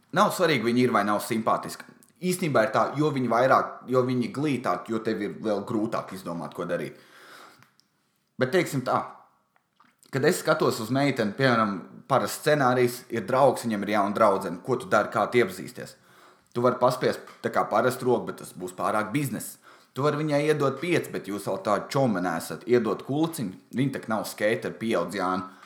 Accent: Valmiera, Vidzeme, Latvia; es esmu no Valmieras

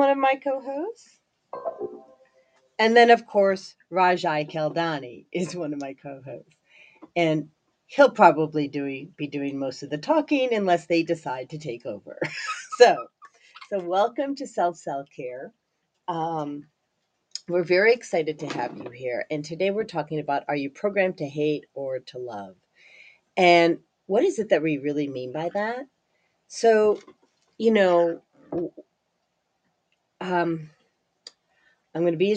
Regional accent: Highland Park, Illinois, United States; also born or lived in Barrington Hills, Illinois; as a kid, I grew up in Highland Park, Illinois

